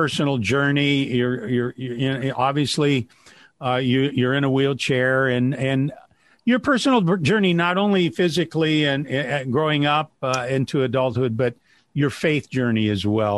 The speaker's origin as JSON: {"language": "English", "town": "Wadsworth", "region": "Ohio", "country": "United States", "tie": "born or raised there", "said": "here in my hometown, Wadsworth"}